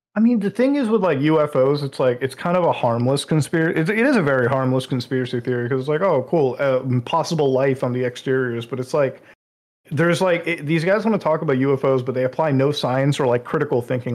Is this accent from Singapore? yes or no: no; India; I'm from India, so like being an Indian Muslim